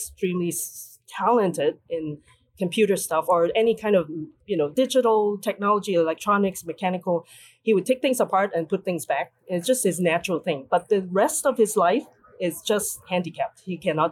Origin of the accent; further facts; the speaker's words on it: Hong Kong; moved away as an adult; now in United States; growing up in Hong Kong